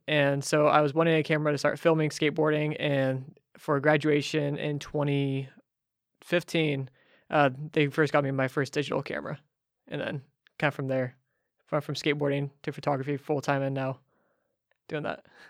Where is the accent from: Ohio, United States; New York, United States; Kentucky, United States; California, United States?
California, United States; Ferndale; moved away as an adult; now in Nashville, United States; I grew up in Ferndale